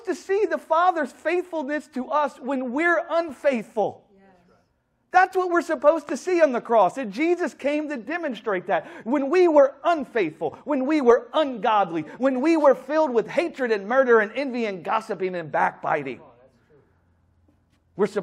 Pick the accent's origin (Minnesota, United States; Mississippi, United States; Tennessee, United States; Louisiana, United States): Louisiana, United States; New Orleans; I'm from New Orleans.